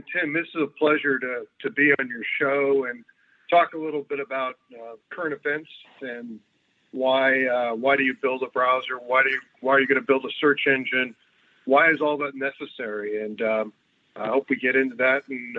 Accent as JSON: {"language": "English", "country": "United States", "said": "And as an American and this, I was wondering what my U.S. history would where that would take me."}